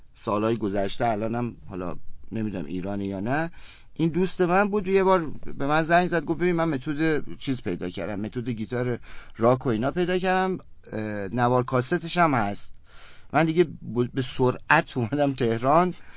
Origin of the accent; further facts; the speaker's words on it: Kerman, Kerman Province, Iran; من کرمانی هستم کرمان به دنیا اومدم و همونجا بزرگ شدم